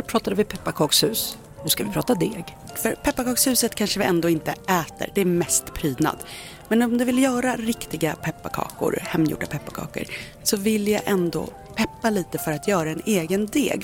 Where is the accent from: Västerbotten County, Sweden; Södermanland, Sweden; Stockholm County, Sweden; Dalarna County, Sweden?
Dalarna County, Sweden; Jag är ju uppväxt i Dalarna